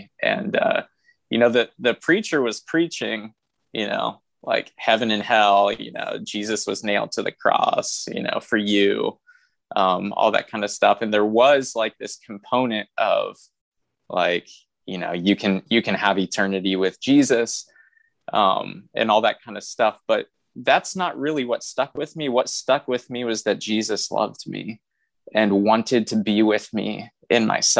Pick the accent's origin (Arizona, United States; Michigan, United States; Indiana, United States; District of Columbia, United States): Indiana, United States; Anderson; I was raised in the Church of God, out of in Anderson, Indiana, which is, you know, where I went to seminary at Anderson University.